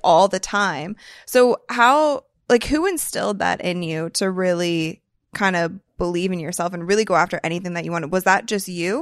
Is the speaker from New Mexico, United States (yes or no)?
no; Akron, Ohio, United States; I'm from Akron